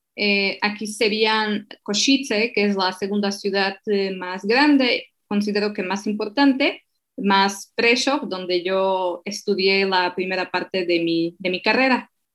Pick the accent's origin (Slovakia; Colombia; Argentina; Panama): Slovakia; Spanish is a second language; moved away; also born or lived in Mexico; soy de Eslovaquia